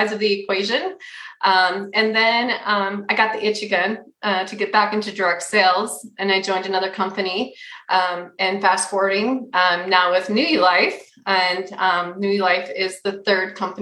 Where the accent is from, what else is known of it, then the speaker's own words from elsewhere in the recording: Minnesota, United States; moved away as an adult; now in Utah, United States; I'm originally from Minnesota. I'll always say I'm Minnesota native at heart